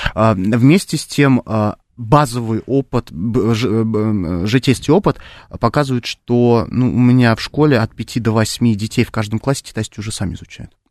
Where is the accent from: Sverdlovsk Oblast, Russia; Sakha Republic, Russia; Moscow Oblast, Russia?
Moscow Oblast, Russia; Khimki; я обычный парень из Химок